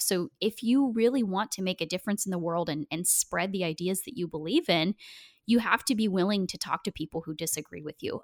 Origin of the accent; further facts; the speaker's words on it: Portland, Oregon, United States; I grew up in Portland, Oregon